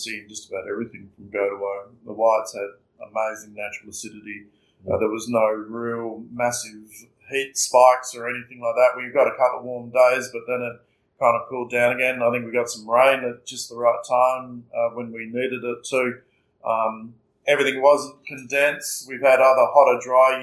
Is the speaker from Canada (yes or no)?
no; Margaret River, Western Australia, Australia; childhood growing up in Margaret River was truly unique